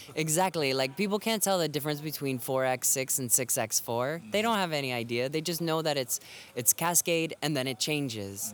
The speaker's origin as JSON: {"language": "English", "region": "Florida", "country": "United States", "moved": "yes", "lives_now": "Boston, United States", "said": "I live in Boston, but I'm originally from Florida"}